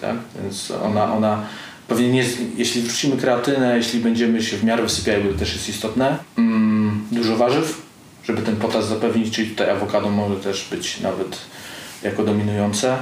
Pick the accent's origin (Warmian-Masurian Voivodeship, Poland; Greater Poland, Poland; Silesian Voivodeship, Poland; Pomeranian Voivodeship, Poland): Pomeranian Voivodeship, Poland; ja jestem z Pomorza